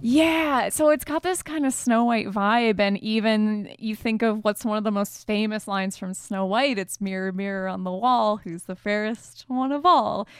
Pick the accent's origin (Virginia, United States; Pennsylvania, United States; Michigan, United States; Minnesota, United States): Michigan, United States; We're both from Michigan